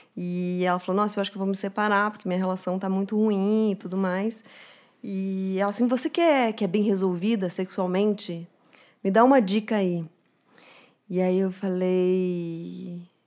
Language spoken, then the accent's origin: Portuguese; Curitiba, Paraná, Brazil; now in São Paulo, Brazil; quando vim para São Paulo, sou de Curitiba